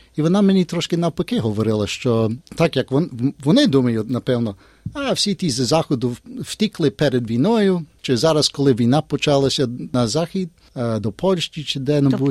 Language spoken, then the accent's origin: Ukrainian; Australia; Ми з Австралії вміємо по-українськи